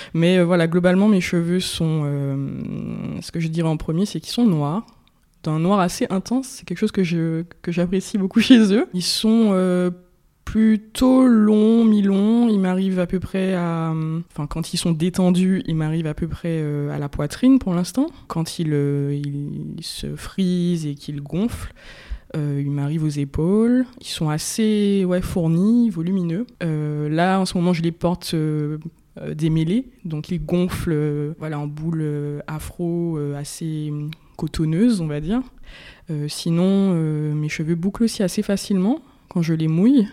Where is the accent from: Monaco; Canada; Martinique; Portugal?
Martinique; j'ai grandi en Martinique, où je suis née, où voilà, j'ai mes racines, ma famille